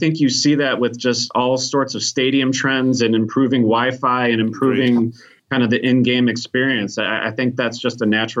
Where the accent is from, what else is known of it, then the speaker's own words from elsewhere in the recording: Chicago, Illinois, United States; I'm from Chicago, man.